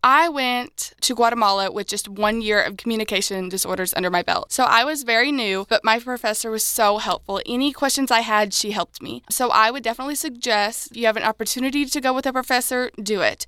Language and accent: English; Karnak, Illinois, United States; I am from Karnak, Illinois.